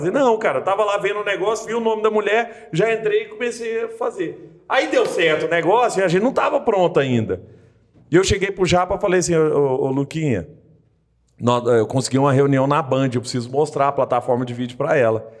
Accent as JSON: {"language": "Portuguese", "region": "Rio de Janeiro", "country": "Brazil", "lives_now": "Belo Horizonte, Brazil", "said": "Eu vim do Rio, cara, assim, tipo, eu não conhecia ninguém aqui"}